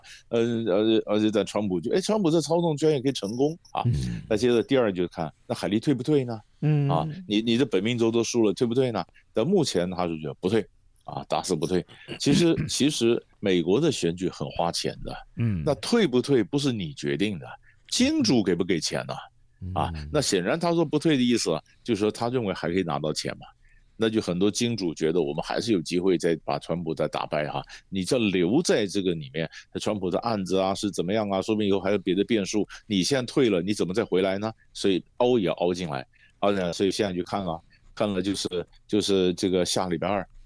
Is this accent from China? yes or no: no; Taiwan; 我们我们台湾人讲的，在戏戏棚下站久就是你的